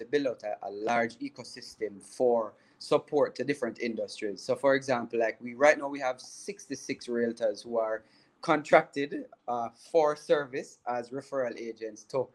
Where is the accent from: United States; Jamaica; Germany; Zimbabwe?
Jamaica; also born or lived in Canada; being a Jamaican Canadian